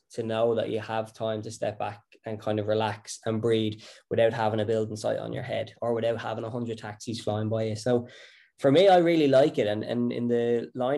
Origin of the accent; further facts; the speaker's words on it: County Wicklow, Ireland; I grew up in Wicklow, country boy.